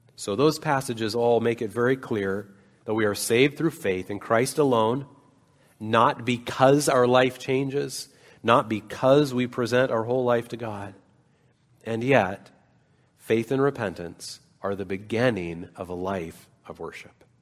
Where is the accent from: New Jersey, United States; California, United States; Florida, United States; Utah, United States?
Utah, United States; Salt Lake City; moved away; I grew up in Salt Lake City